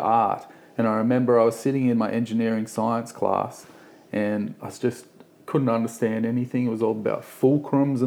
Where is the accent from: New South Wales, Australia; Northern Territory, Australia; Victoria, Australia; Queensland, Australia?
New South Wales, Australia; Sydney; I grew up here in Gaimier Bay.